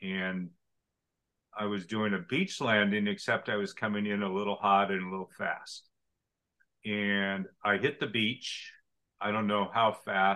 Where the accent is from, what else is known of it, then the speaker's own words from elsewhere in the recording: Oregon, United States; I grew up in Oregon and Portland.